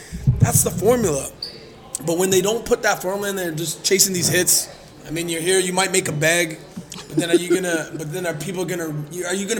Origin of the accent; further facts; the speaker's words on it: Canada; moved away as an adult; now in Wisconsin, United States; I'm from Canada, baby. I bleed red. I bleed red. I'm Canadian, baby.